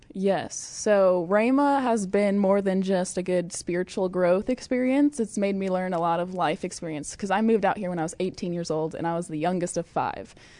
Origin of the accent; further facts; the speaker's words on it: Fairbury, Illinois, United States; moved away as an adult; now in Oklahoma, United States; I'm originally from Fairbury, Illinois